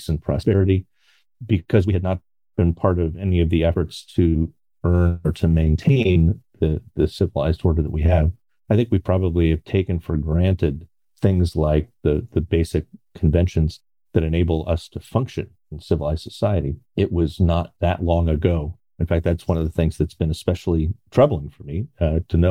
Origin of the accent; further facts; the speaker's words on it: Connecticut, United States; now in Baltimore, United States; I grew up in Connecticut